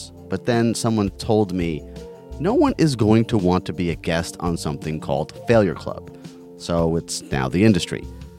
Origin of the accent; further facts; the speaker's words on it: Long Island, New York, United States; also born or lived in Puerto Rico (ancestry); now in South Florida, United States; Puerto Rican. All four of my grandparents are from the island. My parents are what you would call New Yorkans. I was born on Long Island and I live in South Florida, so I guess I'm what you might call a sorta Rican.